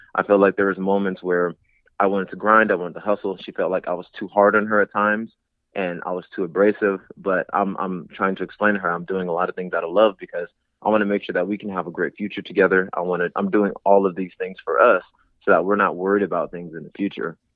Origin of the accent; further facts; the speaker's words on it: San Diego, California, United States; I'm from San Diego, California, born and raised